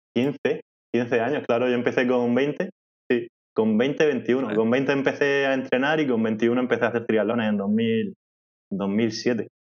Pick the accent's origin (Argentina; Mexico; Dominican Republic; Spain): Spain; Molina de Segura, Region of Murcia; accent: murciano; en mi pueblo, en Molina de Segura